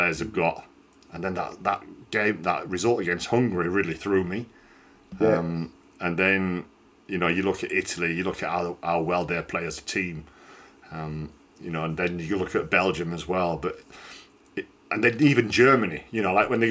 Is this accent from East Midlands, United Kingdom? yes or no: no; Yorkshire and the Humber, United Kingdom; I'm a Yorkshireman